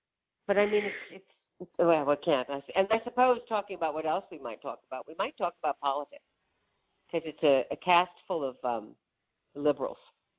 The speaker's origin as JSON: {"language": "English", "region": "Iowa", "country": "United States", "tie": "born or raised there", "moved": "yes", "said": "my native state of Iowa"}